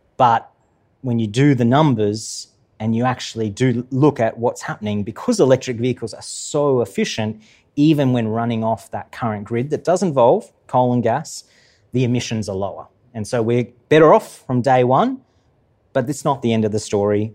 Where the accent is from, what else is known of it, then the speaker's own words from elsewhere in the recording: Queensland, Australia; I'm from Queensland